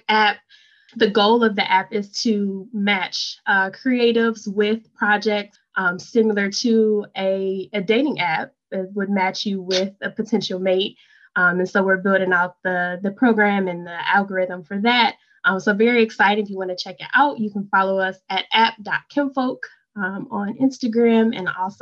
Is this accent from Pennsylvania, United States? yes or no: no; Detroit, Michigan, United States; I am also from Detroit, born and raised.